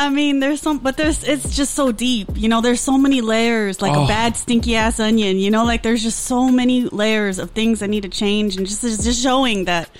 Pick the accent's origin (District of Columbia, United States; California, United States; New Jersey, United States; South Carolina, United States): California, United States; Gardena; I grew up in Gardena.